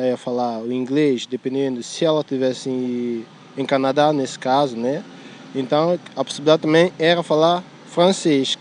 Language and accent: Portuguese; São Tomé & Príncipe; accent: a bit French; now in Lisbon, Portugal; eu sou de Santo Meio Príncipe